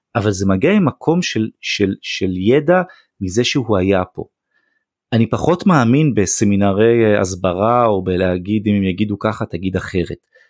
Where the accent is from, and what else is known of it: Israel; also born or lived in United States